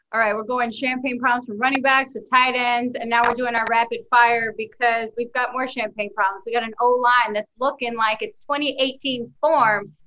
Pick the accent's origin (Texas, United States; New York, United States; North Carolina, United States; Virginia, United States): New York, United States; As a New Yorker